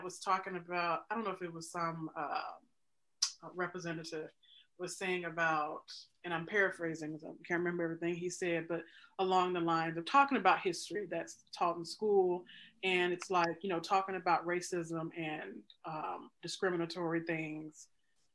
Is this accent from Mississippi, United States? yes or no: yes; Mississippi, United States; moved away as an adult; also born or lived in Chicago; I'm born and raised in Mississippi, had to come to Chicago and go to grad school